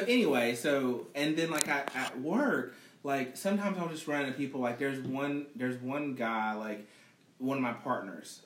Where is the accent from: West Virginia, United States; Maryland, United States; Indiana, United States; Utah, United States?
West Virginia, United States; Growing up in West Virginia